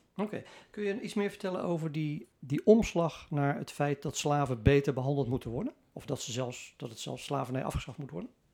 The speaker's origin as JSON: {"language": "Dutch", "country": "Netherlands", "said": "wij als Nederlander"}